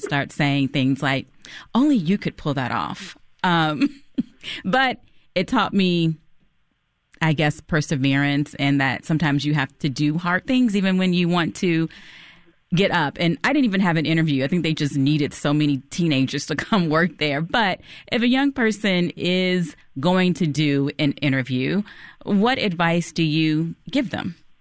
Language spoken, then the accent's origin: English; Chicago, Illinois, United States; I'm from Chicago, and my first, one of my first jobs in high school was at a bridal shop on West 95th Street